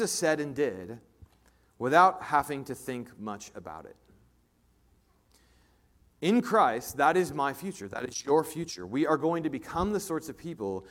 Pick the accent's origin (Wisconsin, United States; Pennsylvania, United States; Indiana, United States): Indiana, United States; Indianapolis; now in Kansas City, United States; I grew up in Indianapolis, Indiana